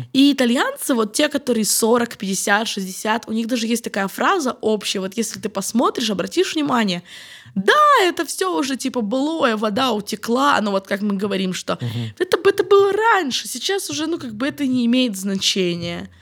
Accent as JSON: {"language": "Russian", "country": "Ukraine", "moved": "yes", "lives_now": "Rome, Italy", "said": "я из Украины, потому что я снова представляюсь как украинка"}